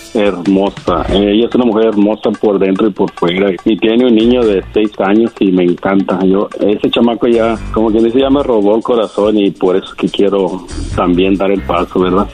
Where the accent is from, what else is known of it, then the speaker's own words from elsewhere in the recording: Jalisco, Mexico; yo soy de Jalisco